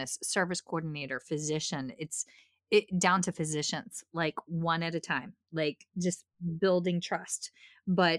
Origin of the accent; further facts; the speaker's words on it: Appalachia, United States; accent: thick redneck; Appalachian; I grew up in the middle of Nowheresville. So my thick redneck accent, for lack of a better phrase, and I know it's Appalachia in my bones